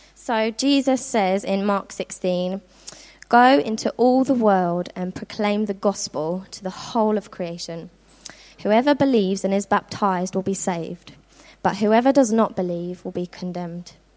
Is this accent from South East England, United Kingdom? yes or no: yes; Worthing, South East England, United Kingdom; moved away as an adult; now in Norfolk, United Kingdom; I'm originally from Worthing, which is on the south coast of England